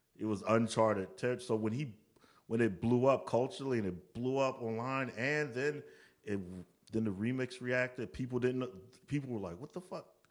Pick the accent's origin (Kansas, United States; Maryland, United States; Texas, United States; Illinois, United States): Maryland, United States; I'm a dude from Maryland who got an A and R job